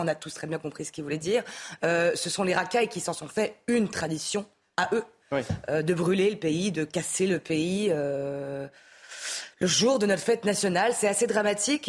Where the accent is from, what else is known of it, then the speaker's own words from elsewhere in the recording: France; en tant que français